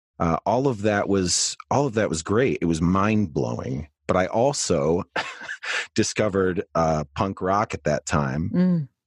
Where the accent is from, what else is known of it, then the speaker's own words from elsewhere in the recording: Saginaw, Michigan, United States; I grew up in Saginaw, Michigan